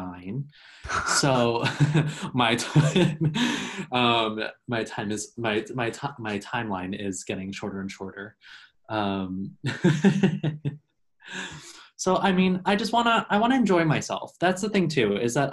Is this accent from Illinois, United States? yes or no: no; Long Island, New York, United States; moved away as an adult; I'm born and raised in New York. I'm from Long Island originally.